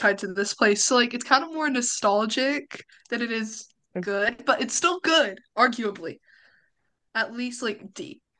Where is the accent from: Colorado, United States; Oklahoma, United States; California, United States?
Oklahoma, United States; I'm from Oklahoma